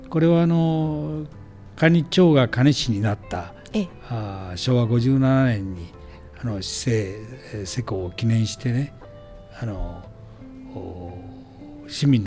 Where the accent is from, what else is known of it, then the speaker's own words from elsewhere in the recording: Kani, Gifu, Japan; 私もずっと管理で生まれて育って